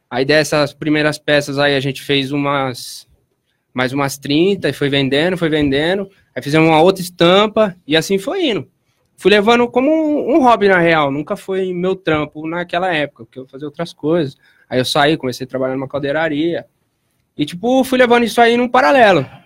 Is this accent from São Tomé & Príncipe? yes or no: no; Piracicaba, São Paulo, Brazil; nasci em 1994, aqui na cidade de Piracicaba mesmo